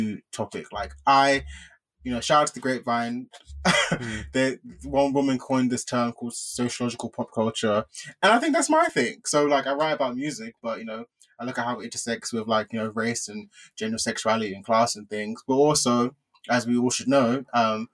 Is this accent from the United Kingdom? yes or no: yes; United Kingdom; as the British Nigerian on the show